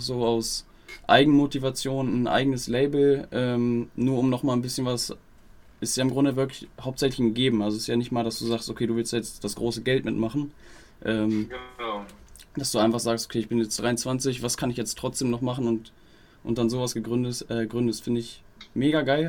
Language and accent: German; Wolfsburg, Lower Saxony, Germany; ich komme aus Wolfsburg, ist jetzt halt wirklich ortsnah